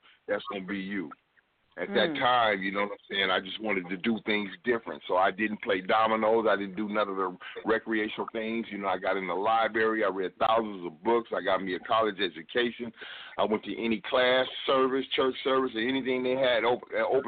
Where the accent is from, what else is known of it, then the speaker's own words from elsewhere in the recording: Los Angeles, California, United States; moved away as an adult; now in Dallas, United States; I'm a man from South Central Los Angeles